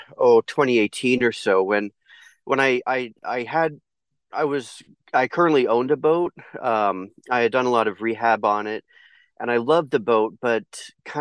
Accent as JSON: {"language": "English", "area": "East Bay", "region": "California", "country": "United States", "tie": "born or raised there", "also_born_or_lived": "United Kingdom / Colorado", "said": "I'm British born, but I've lived in the U.S. since I was 2 years old, and I grew up in the East Bay"}